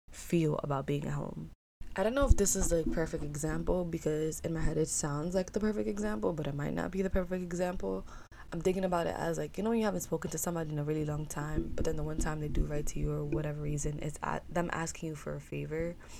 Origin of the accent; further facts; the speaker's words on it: New York City, New York, United States; also born or lived in Ithaca; I love being in New York City. I love growing up here